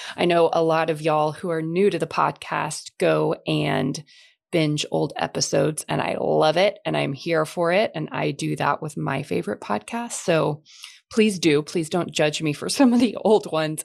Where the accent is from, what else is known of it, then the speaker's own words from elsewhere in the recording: Texas, United States; I grew up in Texas, still live in Texas